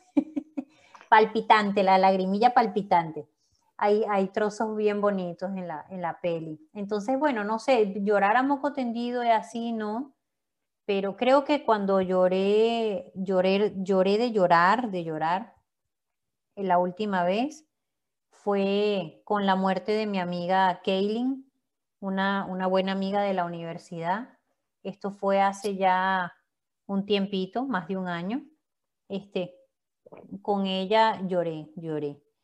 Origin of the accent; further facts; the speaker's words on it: Valencia, Carabobo, Venezuela; moved away as an adult; also born or lived in Maracay, Venezuela; now in Madrid, Spain; nací en Maracay, a los tres añitos me fui para, Valencia también, así que me crié en Valencia